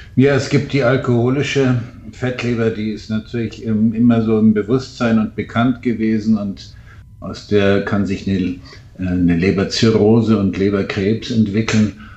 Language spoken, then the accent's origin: German; Munich, Bavaria, Germany; in München mit Übergewicht geboren